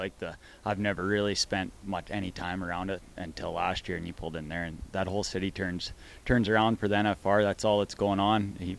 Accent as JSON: {"language": "English", "country": "Canada", "tie": "born or raised there", "said": "growing up as a Canadian"}